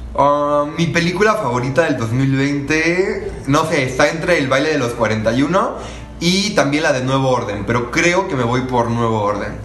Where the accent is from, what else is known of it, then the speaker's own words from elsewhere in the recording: Miacatlán, Morelos, Mexico; moved away as an adult; now in Mexico City, Mexico; soy originario de Miacatlán, Morelos y actualmente estudio en Ciudad de México